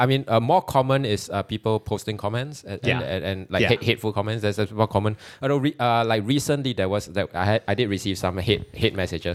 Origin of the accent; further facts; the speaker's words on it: Singapore; I grew up in Singapore, and that is an actual multicultural society.